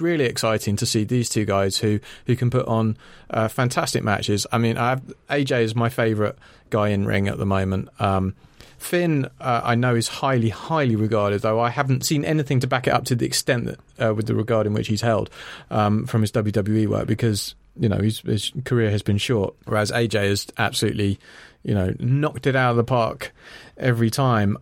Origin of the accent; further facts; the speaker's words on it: Ireland; I'm Irish